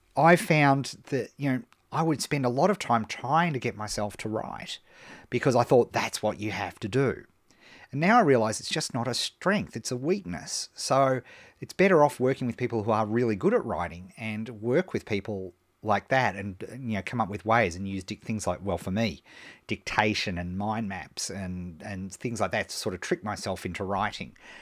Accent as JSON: {"language": "English", "town": "Melbourne", "region": "Victoria", "country": "Australia", "tie": "born or raised there", "said": "here in my hometown of Melbourne"}